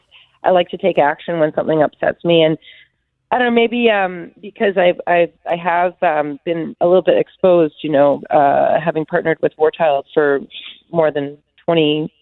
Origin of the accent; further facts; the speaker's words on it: Canada; So I'm pretty Ukrainian. But I think I'm very Canadian.